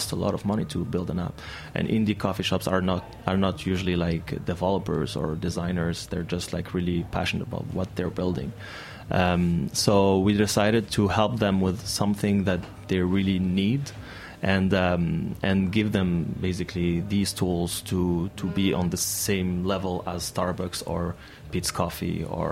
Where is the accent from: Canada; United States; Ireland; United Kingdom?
Canada; Montreal, Quebec; I am from Montreal